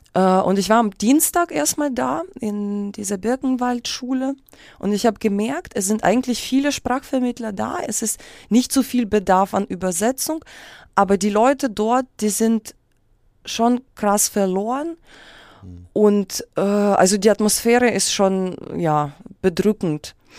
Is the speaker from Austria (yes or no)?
no; Kyiv, Ukraine; first language Russian; German is a second language; moved away; also born or lived in Moscow; Dann bin ich mit meiner Mutter nach Kiew